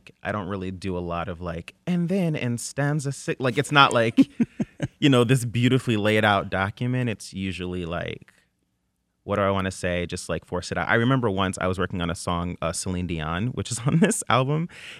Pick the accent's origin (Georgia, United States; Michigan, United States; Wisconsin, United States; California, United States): Michigan, United States; Flint; saying you're from Flint a few years ago, people would be like, oh, is that like, and where is that?